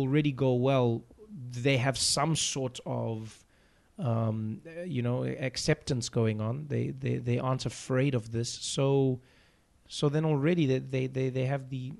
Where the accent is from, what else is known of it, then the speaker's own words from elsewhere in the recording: United States; Because the South African thing, as an American, you can watch that and you'd be like, oh, people are laughing, but I don't know what's going on.